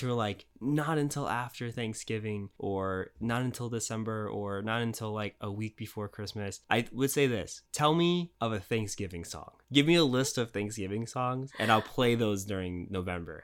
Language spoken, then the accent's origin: English; United States; also born or lived in Japan; now in Los Angeles, United States; I'm American